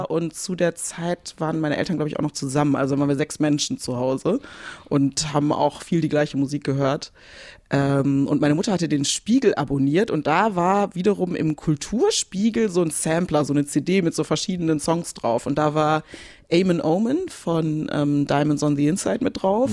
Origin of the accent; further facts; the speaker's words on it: Bielefeld, North Rhine-Westphalia, Germany; now in Cologne, Germany; Bielefeld ist meine Heimatstadt